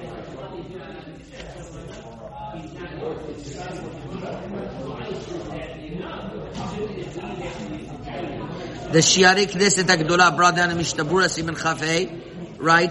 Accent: Montreal, Quebec, Canada; I remember growing up in Montreal

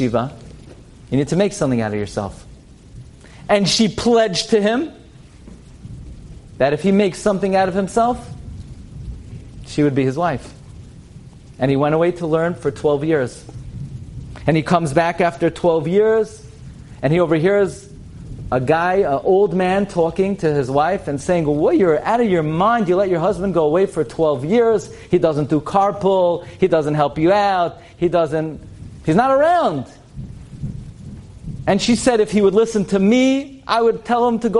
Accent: New York City, New York, United States; I grew up in Flatbush on Avenue M and East 31st Street

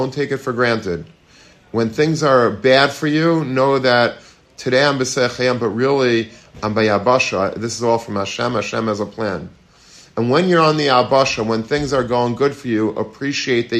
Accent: Long Beach, United States; I grew up in Long Beach

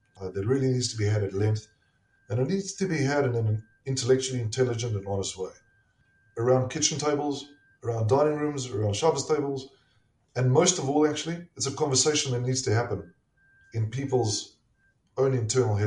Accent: South Africa; moved away as an adult; also born or lived in Pittsburgh, Pennsylvania; now in United States; I'm a South African. And we did not grow up with this culture.

